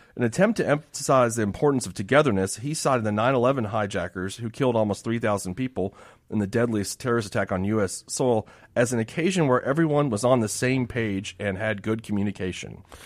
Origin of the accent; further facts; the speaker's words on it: Miami, Florida, United States; I grew up in Miami